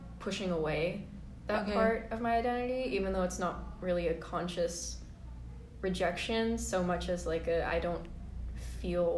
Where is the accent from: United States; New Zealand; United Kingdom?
United States; Seattle, Washington; the greater Asian community in Seattle because being half and half, and also especially not speaking Chinese